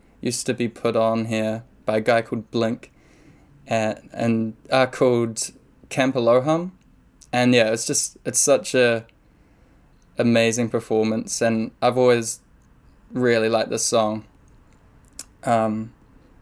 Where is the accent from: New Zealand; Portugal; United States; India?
New Zealand; I'm a New Zealander